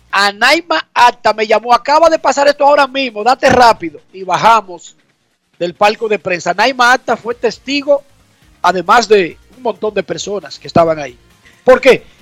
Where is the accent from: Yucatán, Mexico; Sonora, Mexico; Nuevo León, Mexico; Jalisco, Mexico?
Sonora, Mexico; Hermosillo; a veces porque soy de Hermosillo